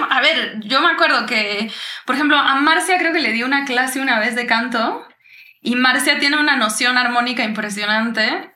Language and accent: Spanish; Uruguay; also born or lived in Brazil / United States; now in Mexico; yo soy uruguaya, crecí allá, nos fuimos a ir a Brasil por cosas de la vida de mis papás